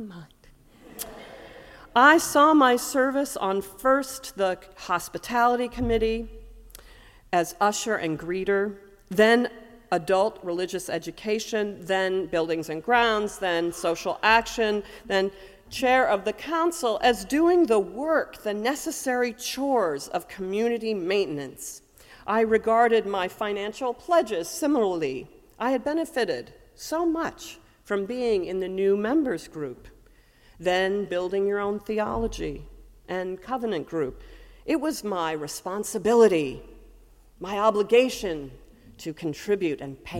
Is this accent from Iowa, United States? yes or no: yes; Ames, Iowa, United States; when I was a kid growing up in the Unitarian Universalist Fellowship of Ames, Iowa